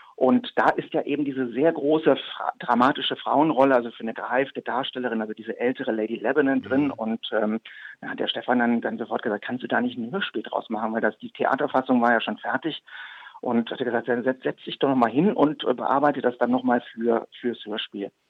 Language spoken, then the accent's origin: German; Leverkusen, North Rhine-Westphalia, Germany; also ich bin gebürtig aus Leverkusen, bekanntlich zwischen äh, Köln und Düsseldorf am Rhein gelegen